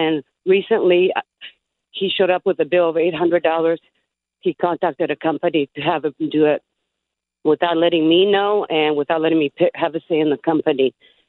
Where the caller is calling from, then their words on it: San Diego, California, United States; Hi, I'm from San Diego, California.